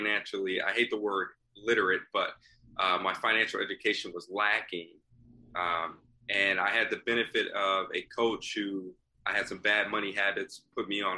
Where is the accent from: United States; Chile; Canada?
United States; Long Beach, California; also born or lived in Hawaii / Compton, California; I'm originally from Hawaii, grew up in sort of California, all over. Compton and Long Beach is what I really call home.